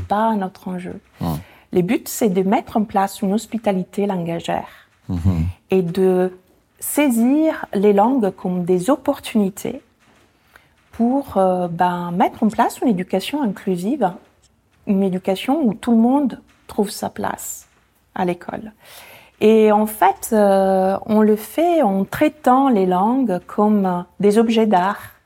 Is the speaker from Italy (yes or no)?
yes; Italy; first language Italian; French is a second language; moved away as an adult; now in France; ma langue maternelle, qui est l'italien